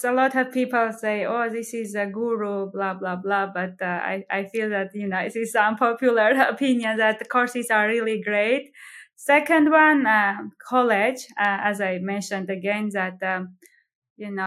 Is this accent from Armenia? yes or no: yes; Armenia; moved away as an adult; now in Greenville, United States; I'm from Armenia